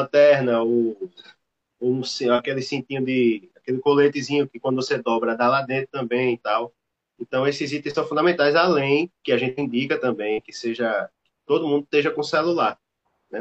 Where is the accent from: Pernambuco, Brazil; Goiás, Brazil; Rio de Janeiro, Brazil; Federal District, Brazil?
Pernambuco, Brazil; Recife; a gente é de Recife